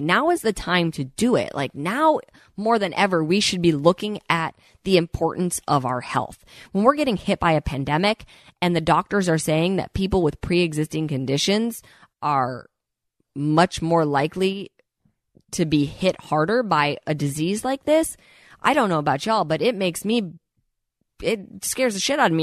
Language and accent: English; Midwest, United States; moved away as an adult; now in Los Angeles, United States; I purposely moved to Los Angeles for a reason when I was twenty years old. I grew up in the Midwest